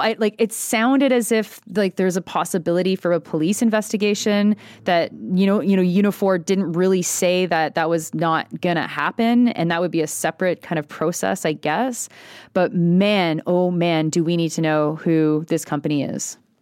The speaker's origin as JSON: {"language": "English", "region": "Quebec", "country": "Canada", "said": "I come from Quebec"}